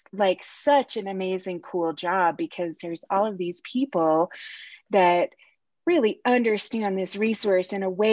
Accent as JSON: {"language": "English", "region": "Utah", "country": "United States", "tie": "born or raised there", "said": "I grew up here in Utah"}